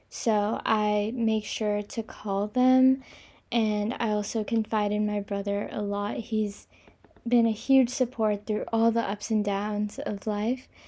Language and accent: English; India; also born or lived in Kobe, Japan / China / Singapore; now in New York City, United States; I'm 19 years old. I'm from India, but I was actually born in Kobe, a small city in Japan, and I've lived everywhere. I've lived in China, India, Singapore, and now New York City.